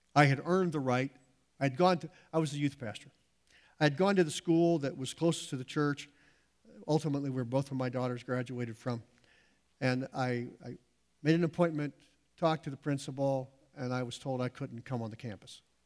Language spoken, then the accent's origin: English; United States; we as American Christians